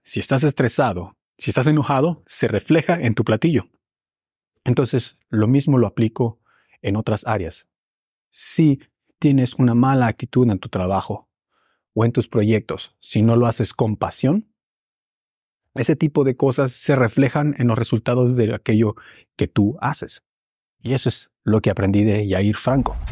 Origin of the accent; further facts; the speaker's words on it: Mexico; now in Berlin, Germany; En México le llamamos eso un poco malinchismo